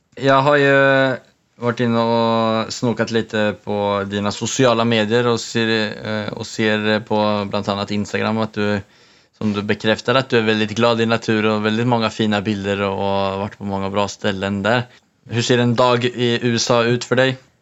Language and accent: Swedish; Sweden; now in Norway; vi båda kommer från Sverige